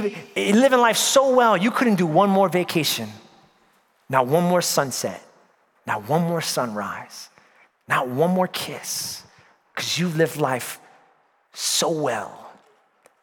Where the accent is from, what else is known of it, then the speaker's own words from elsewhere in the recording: New York, United States; moved away; Born and raised in New York